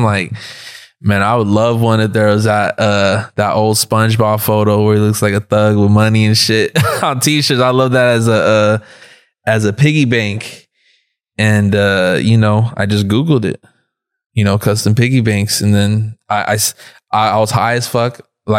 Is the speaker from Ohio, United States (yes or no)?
no; South Gate, California, United States; I'm from Southgate, California. That's like Southeast LA. First generation. My parents grew up over there in Mexico.